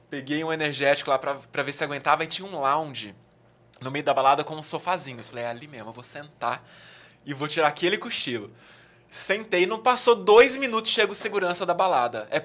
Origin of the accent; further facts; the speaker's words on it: Southeast, Brazil; Eu que, por exemplo, vim do Sudeste, quando eu venho para o Nordeste, eu vejo muitas diferenças culturais, mas ainda assim é o Brasil